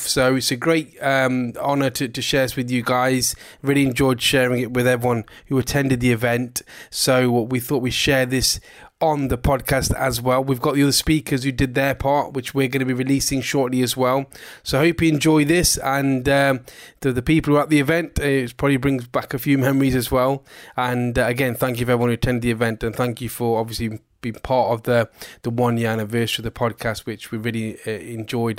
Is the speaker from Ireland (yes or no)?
no; Derby, East Midlands, United Kingdom; my story started not so far from here. Um, I lived in Pear Tree